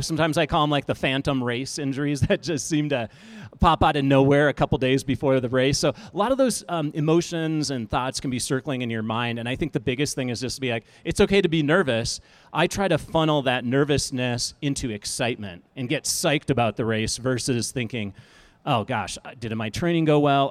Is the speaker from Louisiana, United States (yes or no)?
no; Minnesota, United States; moved away as an adult; now in Colorado, United States; I'm a Midwesterner, I'm from Minnesota